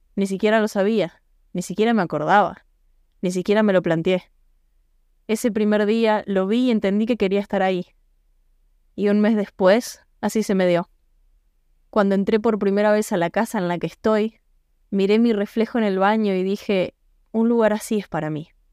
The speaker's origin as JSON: {"language": "Spanish", "country": "Argentina", "moved": "as an adult", "said": "me fui de Argentina."}